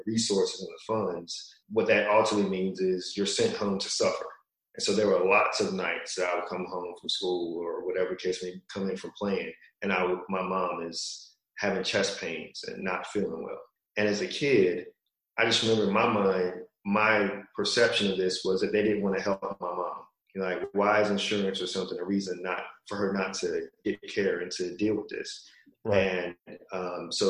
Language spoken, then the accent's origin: English; Virginia, United States; moved away as an adult; I'm from Virginia originally